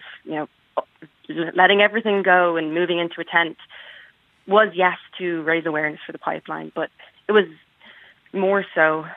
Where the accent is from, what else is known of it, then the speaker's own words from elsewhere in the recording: Dublin, Leinster, Ireland; moved away as an adult; now in Minnesota, United States; I grew up in Dublin